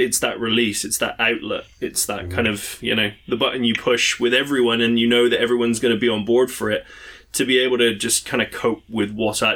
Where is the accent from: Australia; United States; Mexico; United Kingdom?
United Kingdom; England; moved away; being an Englishman